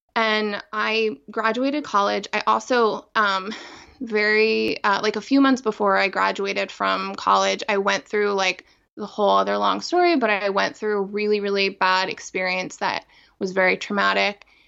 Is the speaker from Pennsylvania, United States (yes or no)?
yes; outside of Philadelphia, Pennsylvania, United States; I grew up outside of Philadelphia